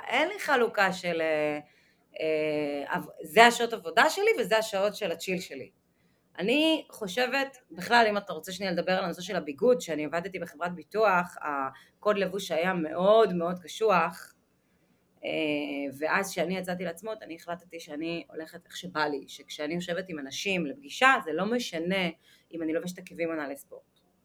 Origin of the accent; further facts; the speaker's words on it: Netanya, Central District, Israel; נולדתי בנתניה, למשפחה דתייה